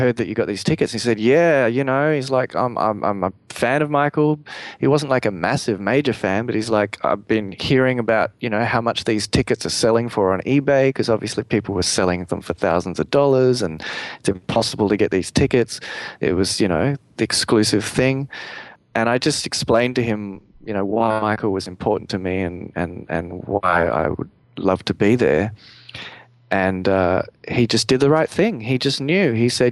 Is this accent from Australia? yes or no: yes; Australia; me being the Australian guy who was over there in LA, and from Australia